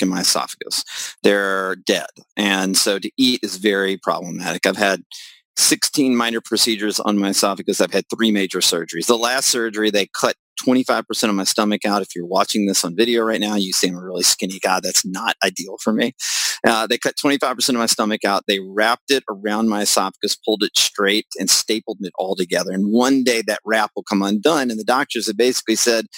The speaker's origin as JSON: {"language": "English", "region": "the South", "country": "United States", "said": "I'm from the South"}